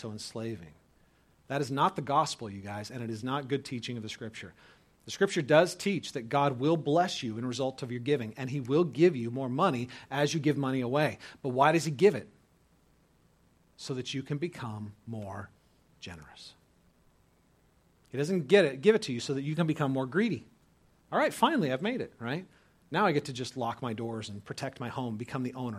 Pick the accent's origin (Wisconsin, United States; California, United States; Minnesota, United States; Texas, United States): California, United States; moved away as an adult; also born or lived in Dubuque, Iowa; I was a skater from California going to college in Dubuque, Iowa